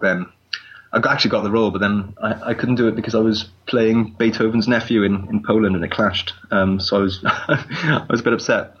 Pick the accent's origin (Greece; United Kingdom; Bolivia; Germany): United Kingdom; Newport, Wales; Newport Market, um, which is my hometown